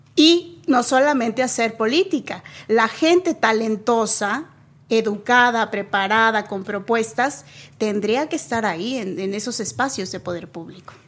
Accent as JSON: {"language": "Spanish", "country": "Mexico", "also_born_or_lived": "Nuevo León", "said": "como un mexicano, mexicana promedio, eh, me parece que fuimos criados"}